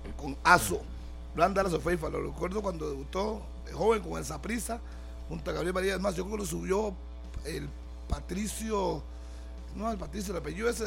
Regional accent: Costa Rica; todos somos costarricenses

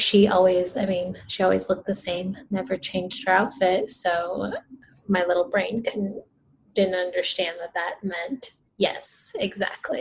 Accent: Rio de Janeiro, Brazil; moved away; I'm from Brazil too. So let me clarify that. I'm from Rio de Janeiro, Rio.

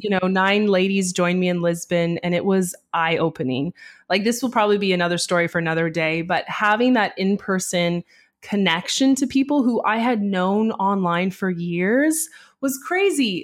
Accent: Canada; I'm Canadian

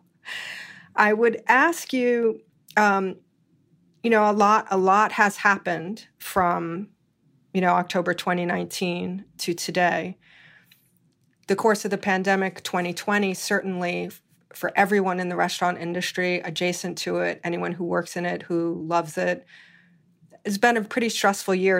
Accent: Hawaii, United States; moved away; I was born and raised in Hawaii

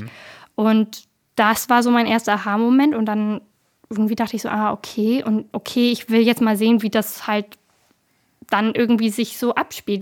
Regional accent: Bremen, Germany; Ich komme aus Bremen.

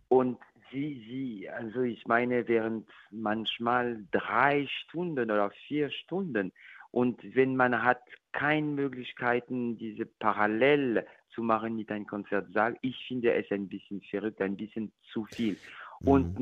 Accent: France; German is a second language; moved away; ich bin natürlich französisch

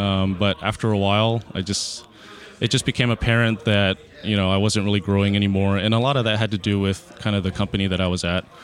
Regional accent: Houston, Texas, United States; also born or lived in Austin, Texas; born and raised in Houston, Texas.

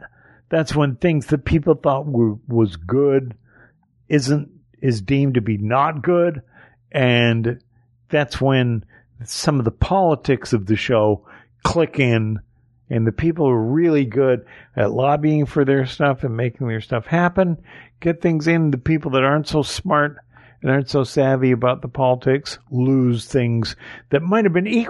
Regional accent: Canada

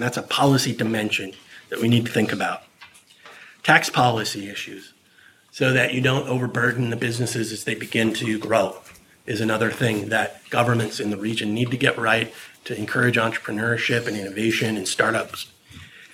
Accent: Silicon Valley, California, United States; I come from Silicon Valley. I grew up there, and I watched it change

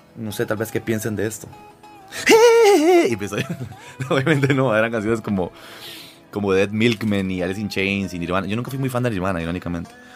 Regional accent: Costa Rica; born or raised there; also born or lived in Lima, Peru

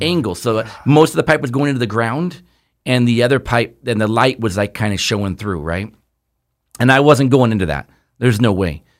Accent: Southern California, United States; we grew up here in Southern California.

